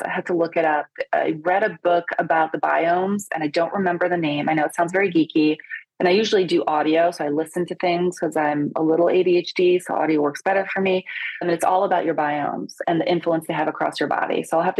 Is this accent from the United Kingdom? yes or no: no; Italy; I'm Italian. I was born in Italy. Most people, when I tell them that, are like, really? I speak a lot of languages too.